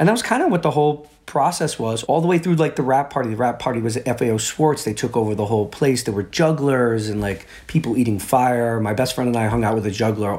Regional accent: New York City, New York, United States; a little kid from the Bronx

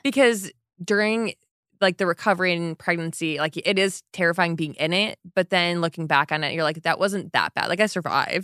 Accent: Michigan, United States; moved away; I grew up in Michigan where people had lake houses

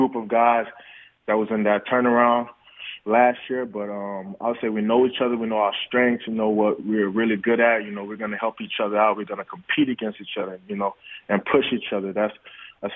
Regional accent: Nigeria; moved away; I was born in Nigeria

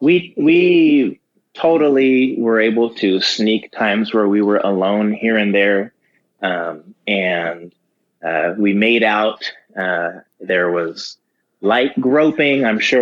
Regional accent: Simi Valley, California, United States; born or raised there; also born or lived in Los Angeles

